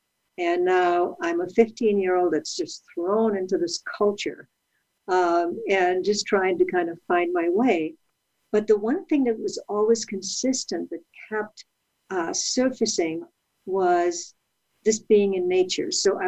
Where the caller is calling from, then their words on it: California, United States; I am in Southern California. I am up in the mountains where it's beautiful, but a little chilly.